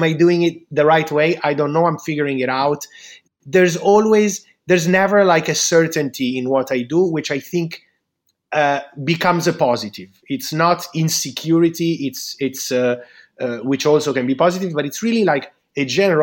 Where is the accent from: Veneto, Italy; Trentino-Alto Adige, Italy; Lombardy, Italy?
Lombardy, Italy; Milan; I'm from Milan